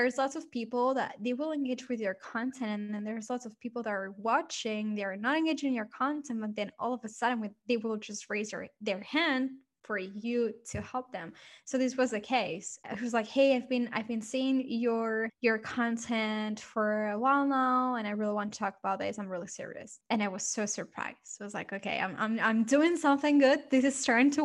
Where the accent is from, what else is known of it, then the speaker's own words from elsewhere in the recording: Barcelona, Catalonia, Spain; moved away as an adult; now in London, United Kingdom; I'm originally from Barcelona. So I came here, I moved to London to start my business